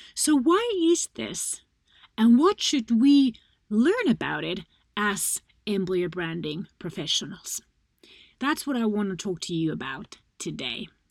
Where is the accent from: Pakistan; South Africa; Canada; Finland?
Finland; my home country, Finland